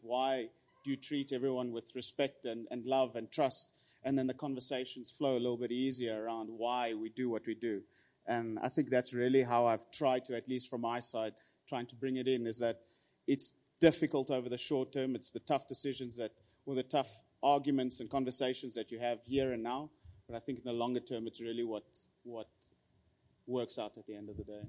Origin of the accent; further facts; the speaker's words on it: Pretoria, Gauteng, South Africa; born and raised in Pretoria